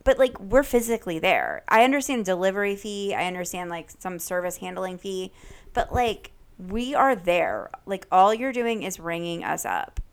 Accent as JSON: {"language": "English", "region": "Connecticut", "country": "United States", "said": "being from Connecticut"}